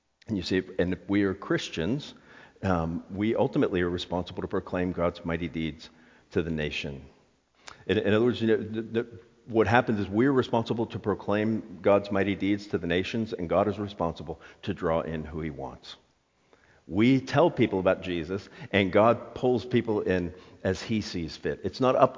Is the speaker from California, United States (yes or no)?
no; South Florida, United States; I'm from South Florida